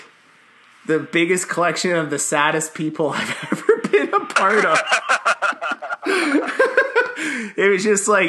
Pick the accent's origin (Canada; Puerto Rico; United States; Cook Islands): Canada; I came from Canada, I swear.